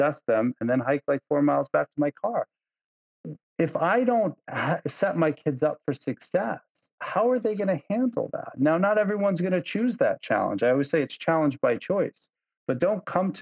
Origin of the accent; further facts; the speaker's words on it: Long Island, New York, United States; also born or lived in Lake Placid, New York; Lake Placid is a very different place than where I grew up in Long Island.